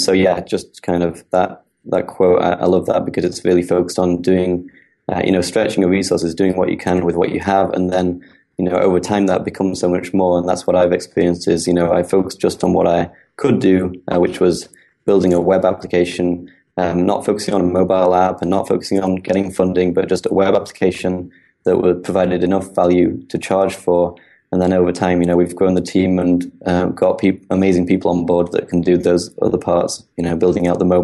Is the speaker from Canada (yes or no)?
no; United Kingdom; now in San Francisco, United States; I've been doing Buffer now for almost 3 years. And before that, I'm a Brit, so I'm from the UK originally. I'm now living in San Francisco.